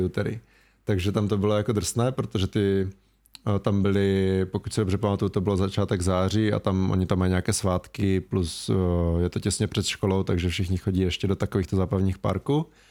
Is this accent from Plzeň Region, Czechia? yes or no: no; Ostrava, Moravian-Silesian Region, Czechia; accent: Ostrava dialect; když třeba mluvím s tebou, tak nemluvím tak ostravsky